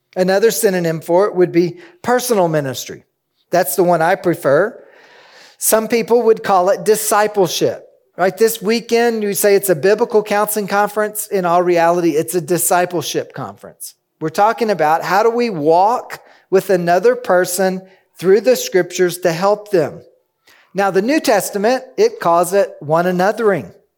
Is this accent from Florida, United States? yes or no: no; Kentucky, United States; I'm from Kentucky, where there's a rolling hill, hill after hill